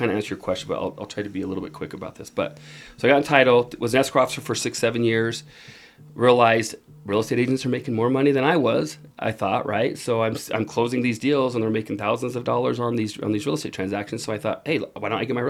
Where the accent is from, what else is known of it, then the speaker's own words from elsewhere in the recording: Utah, United States; also born or lived in Germany; I grew up here in Utah